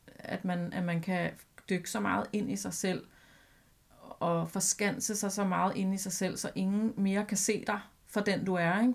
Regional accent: Albertslund, Capital Region of Denmark, Denmark; en ægte legeplads ude i Alberslund, hvor jeg voksede op

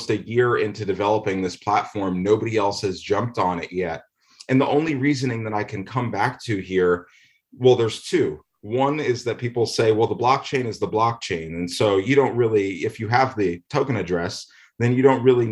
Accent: Manchester, New Hampshire, United States; I grew up in Manchester, New Hampshire

